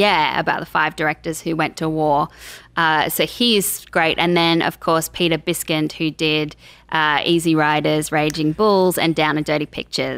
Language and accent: English; Canberra, Australian Capital Territory, Australia; moved away as an adult; also born or lived in Sydney; now in Los Angeles, United States; straight out of school, I was like, I'm moving from Canberra up to Sydney